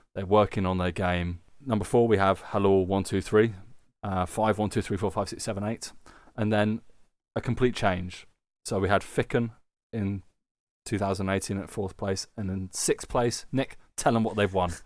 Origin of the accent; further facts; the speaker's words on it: United Kingdom; now in Germany; being British people who live in Germany